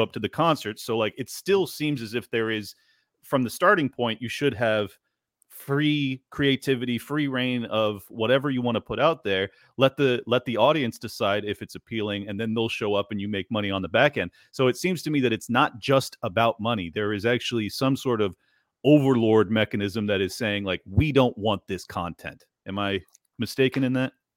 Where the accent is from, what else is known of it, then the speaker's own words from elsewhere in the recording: San Diego, California, United States; I grew up in San Diego, California